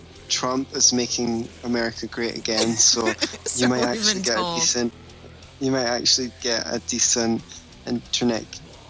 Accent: Scotland, United Kingdom; we're Scottish

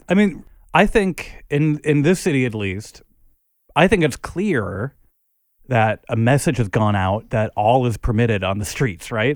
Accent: Minneapolis, Minnesota, United States; now in New York, United States; I grew up in Minneapolis

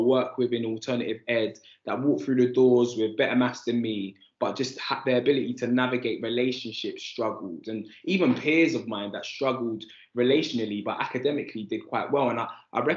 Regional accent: London, United Kingdom; I grew up on Andover Estate in Islington.

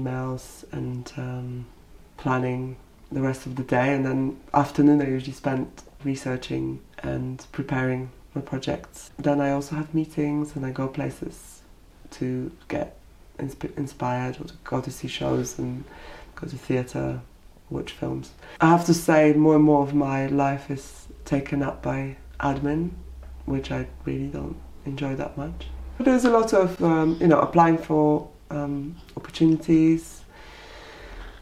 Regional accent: Poland; now in United Kingdom; not being recognised at home as a Polish artist

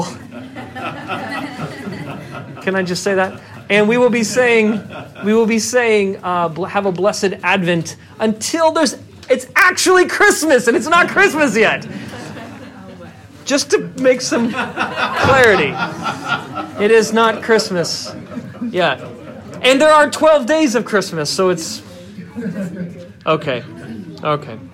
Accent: Indianapolis, Indiana, United States; also born or lived in Chicago; Sharon and I are both born and raised in Indianapolis. I grew up on the south side

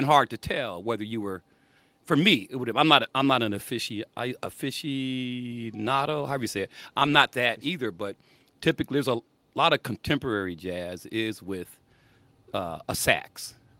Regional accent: South Bend, Indiana, United States; I'm from South Bend

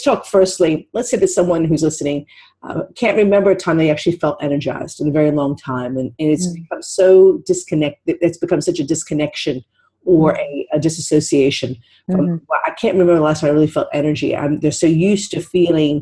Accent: United States; moved away; I'm originally from the United States

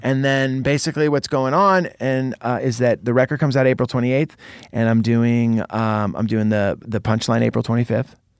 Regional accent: Santa Cruz, California, United States; moved away; Santa Cruz, my hometown

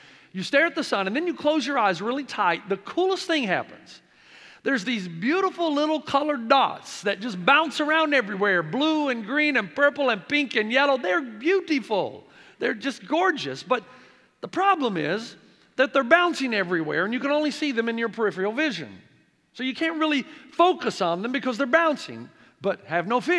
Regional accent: near Nashville, Tennessee, United States; moved away as an adult; also born or lived in Africa / New Zealand; now in San Dimas, United States; I grew up playing baseball because I grew up not too far from Nashville, Tennessee, thus the accent that never goes away.

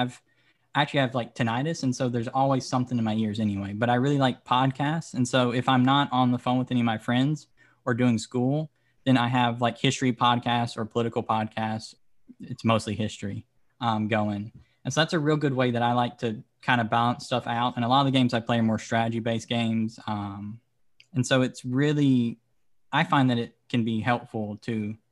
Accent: Louisiana, United States; moved away; also born or lived in South Florida; I am currently living in South Florida, but I'm from Louisiana

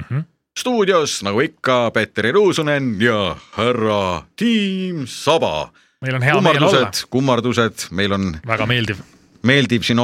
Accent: Finland; Estonian is a second language; ega ma esimest korda sõin neid, mina kui soomlane.

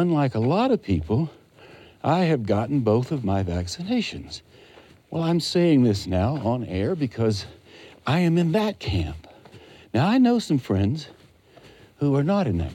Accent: Western North Carolina, United States; When I was growing up in Western North Carolina, back in the 50s and the 60s, I was a boy back then

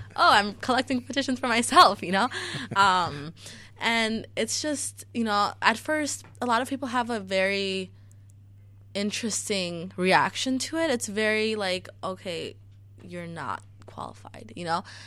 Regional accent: Chicago, Illinois, United States; also born or lived in Niles Township; I grew up in Chicago public schools

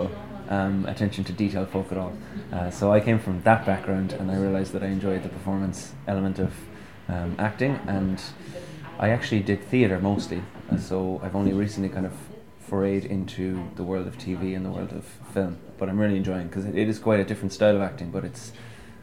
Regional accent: Cork, Munster, Ireland; I'm from Cork, yeah. I'm from Blackrock.

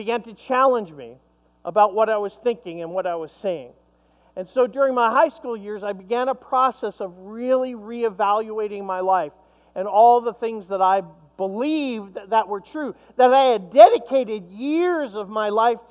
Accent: Long Island, New York, United States; I grew up in Long Island, New York

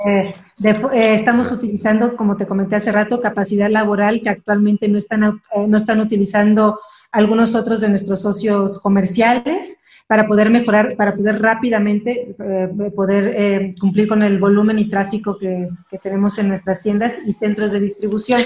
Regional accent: Mexico; como mexicana, estoy muy orgullosa, primero de ser mexicana

